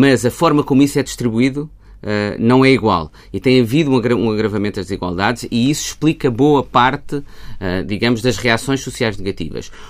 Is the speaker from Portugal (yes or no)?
yes; Portugal; enquanto portugueses